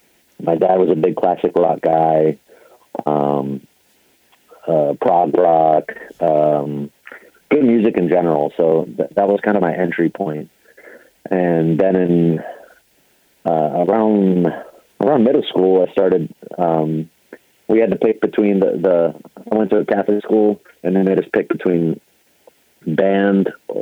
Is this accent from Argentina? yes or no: yes; Argentina; moved away; I'm originally from Argentina. We moved here back in the 80s.